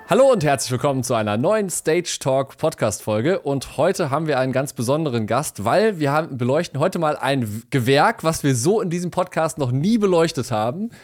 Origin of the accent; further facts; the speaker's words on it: Essen, North Rhine-Westphalia, Germany; ich bin in Essen aufgewachsen.